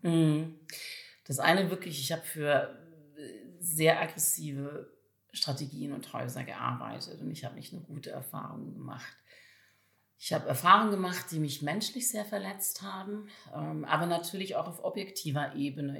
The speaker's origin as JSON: {"language": "German", "region": "Valais", "country": "Switzerland", "tie": "born or raised there", "moved": "yes", "said": "ich selber bin im Kanton Wallis in der Südschweiz groß geworden, also relativ ländlich in der Nähe von Zermatt"}